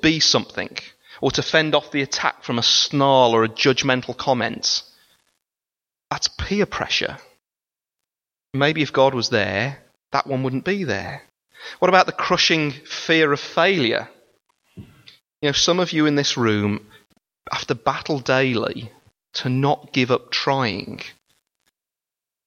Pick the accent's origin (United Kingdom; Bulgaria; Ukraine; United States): United Kingdom; We are British